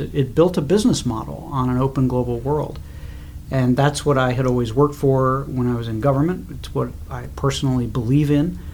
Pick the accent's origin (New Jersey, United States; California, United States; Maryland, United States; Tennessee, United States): New Jersey, United States; moved away as an adult; also born or lived in Kansas City, Missouri / Baltimore; now in Washington, D.C., United States; I was born in Kansas City, Missouri. Grew up there, and then moved when I was about 8 or 9 to New Jersey, and went to high school there.